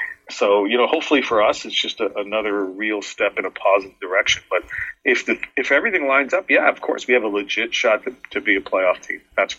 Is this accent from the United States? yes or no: no; England, United Kingdom; born there; You know, both my parents were immigrants coming to Canada in the late 60s. You know, I was born in England, but you know, that's my ancestral home.